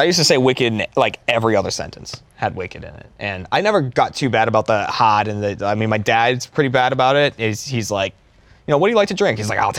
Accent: near Boston, Massachusetts, United States; I'm from near Boston.

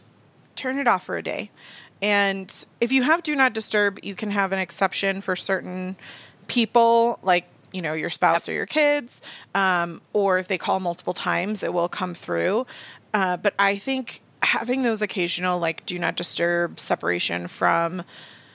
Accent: Virginia Beach, Virginia, United States; I grew up in Virginia Beach

